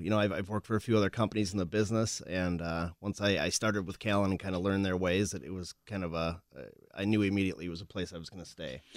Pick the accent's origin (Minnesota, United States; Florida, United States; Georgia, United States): Minnesota, United States; Winona; also born or lived in La Crosse, Wisconsin; I grew up in Winona, actually, Winona, Minnesota